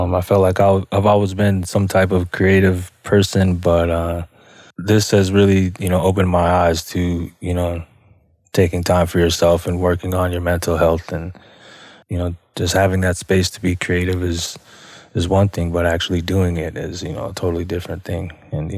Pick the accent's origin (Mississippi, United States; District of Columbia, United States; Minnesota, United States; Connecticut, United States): Minnesota, United States; Minneapolis; also born or lived in Red Lake Nation; now in Wisconsin, United States; I am from the Red Lake Band of Chippewa Indians, but I was born and raised in Southside, Minneapolis.